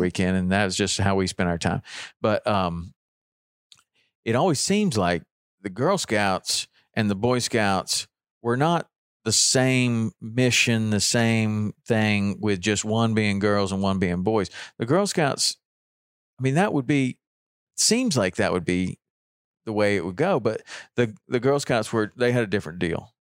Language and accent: English; Chattanooga, Tennessee, United States; living, growing up in Chattanooga